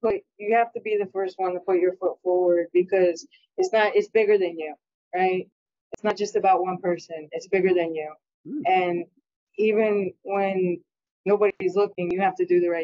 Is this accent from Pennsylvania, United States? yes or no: no; Stratford, Connecticut, United States; I'm from Stratford, Connecticut.